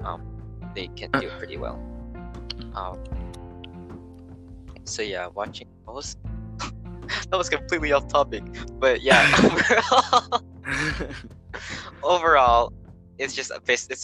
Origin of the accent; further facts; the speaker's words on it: United States; we're American